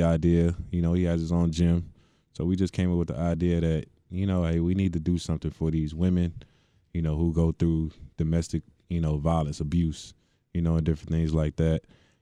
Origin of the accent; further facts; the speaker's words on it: Hitchcock, Texas, United States; Small town, Hitchcock, Texas, right outside of Galveston.